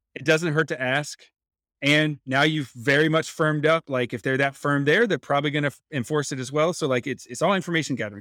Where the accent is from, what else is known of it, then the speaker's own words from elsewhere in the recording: North Carolina, United States; I grew up in North Carolina